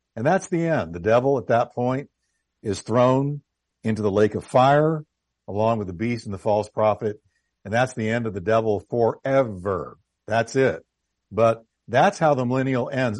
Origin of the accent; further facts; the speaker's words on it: United States; I've grown up here as as you have. I'm I'm American head to toe.